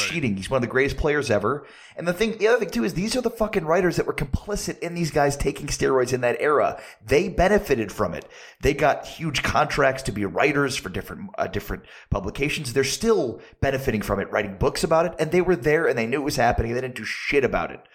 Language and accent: English; Chicago, Illinois, United States; I grew up in Chicago in the Chicago suburbs